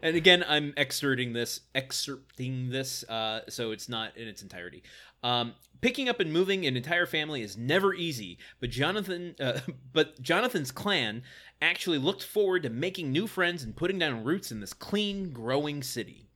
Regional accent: Midwest, United States; I'm from the Midwest

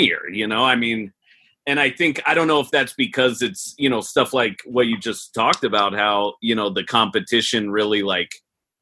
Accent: Portland, Oregon, United States; moved away; also born or lived in Los Angeles; I'm from Portland

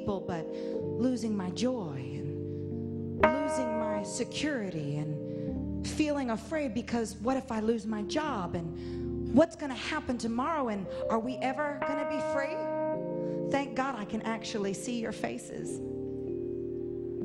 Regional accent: the South, United States; I grew up in the South

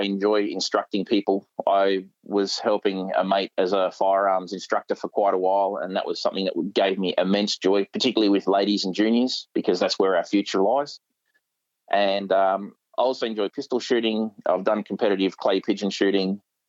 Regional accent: Papua New Guinea; It was always for sustenance, because with growing up in Papua New Guinea, if we lived in an amazing place on the beach.

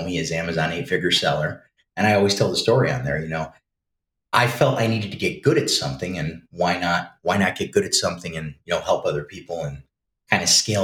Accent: near Saratoga Springs, upstate New York, United States; local, born and raised here. Lived in the city for a little while

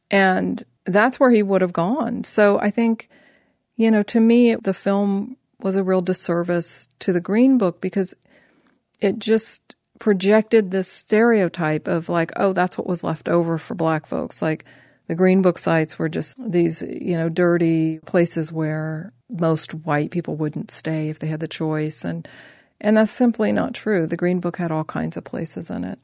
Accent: Columbus, Ohio, United States; moved away; also born or lived in Los Angeles; I'm from Ohio. I'm from Columbus originally.

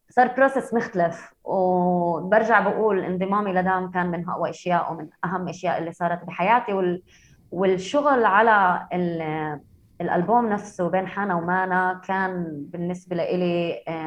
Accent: Haifa, Haifa District, Israel; انا من حيفا انا فلسطينيه بس انا معي هويه اسرائيليه

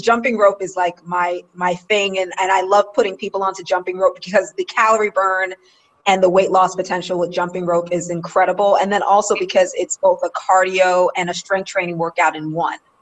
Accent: New York City, New York, United States; I grew up in New York in Queens

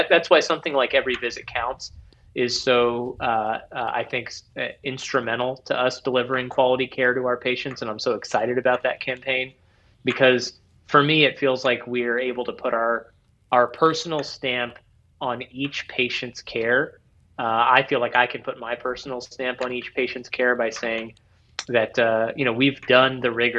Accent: Ohio, United States; now in Northern Kentucky, United States; I grew up in Ohio, and so my parents still live outside of Cincinnati

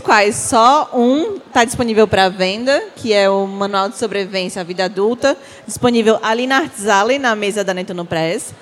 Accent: Aracati, Ceará, Brazil; now in Fortaleza, Brazil; Nasci em Aracati, mas moro em Fortaleza já tem muito tempo

